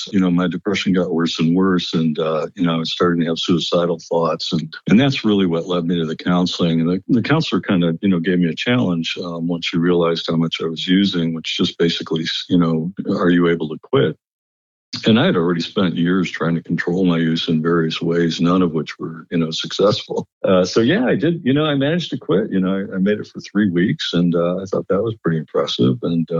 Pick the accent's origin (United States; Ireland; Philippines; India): United States; Lakewood; It started off, I think, with growing up in Lakewood in a somewhat dysfunctional family.